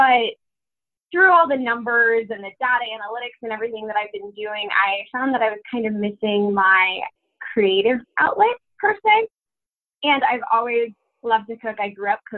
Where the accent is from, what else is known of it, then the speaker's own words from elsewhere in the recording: Wichita, Kansas, United States; I am from Kansas. I grew up there in Wichita, and that's where I was raised.